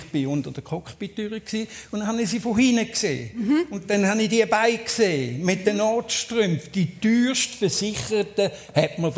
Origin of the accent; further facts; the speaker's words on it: Switzerland; meine Schweiz, meine Heimat.